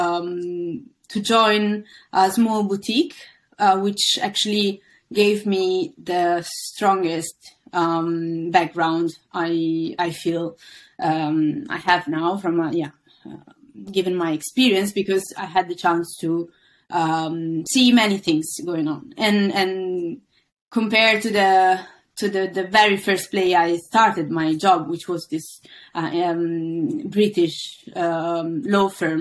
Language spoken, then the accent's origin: English; Milan, Lombardy, Italy; moved away as an adult; now in London, United Kingdom; I was born and raised in Milan